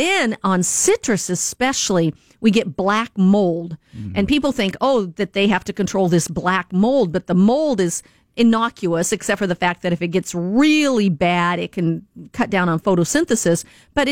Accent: Washington, United States; moved away; they're living up in Washington State, which is my home state

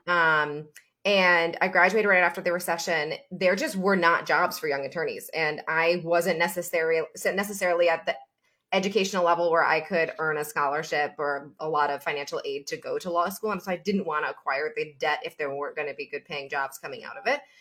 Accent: Albany, New York, United States; also born or lived in Florida; now in Chicago, United States; upstate New York, Albany, New York specifically, so the Hudson Valley area

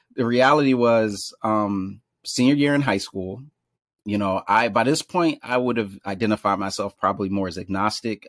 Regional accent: Philadelphia, Pennsylvania, United States; also born or lived in Washington, D.C.; now in Brooklyn, United States; in Northwest Philadelphia, born and raised

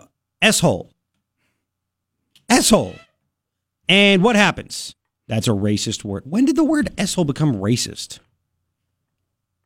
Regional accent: New York, United States; moved away; I'm from New York.

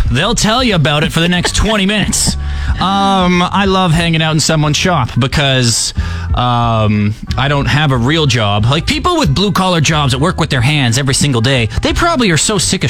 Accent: Saskatchewan, Canada; I am from Saskatchewan.

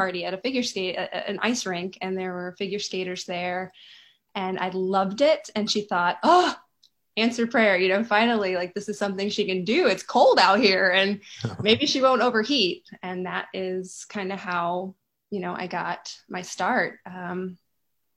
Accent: Rockford, Illinois, United States; moved away as an adult; also born or lived in Madison, Wisconsin / Los Angeles; now in Nashville, United States; I grew up in Rockford, Illinois

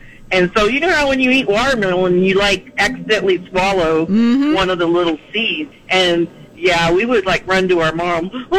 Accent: South Texas, United States; growing up in South Texas

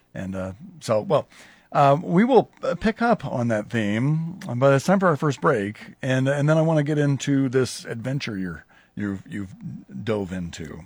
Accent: Lincoln, Nebraska, United States; I grew up in Southwest Lincoln

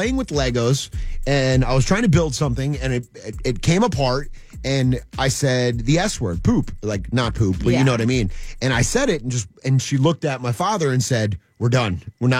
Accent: New Jersey, United States; moved away as an adult; also born or lived in the South (US); where I grew up in New Jersey, an F-bomb, it's part of the culture.

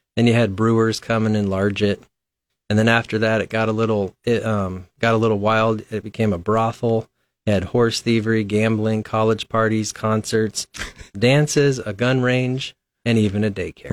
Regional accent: Lincoln, Nebraska, United States; I'm, I'm from Lincoln originally. Um, I grew up out by Capitol Beach, by Lakeview School.

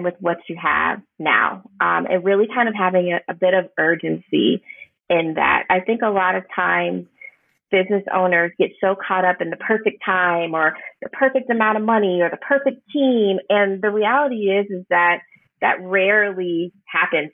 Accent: Houston, Texas, United States; now in New Orleans, United States; I'm from Houston. We're from Houston, but moving to New Orleans

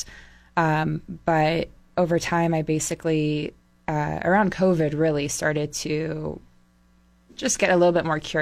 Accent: San Luis Obispo, California, United States; moved away as an adult; also born or lived in Berkeley / Los Angeles / Bay Area / Middle East; I was born and raised in San Luis Obispo.

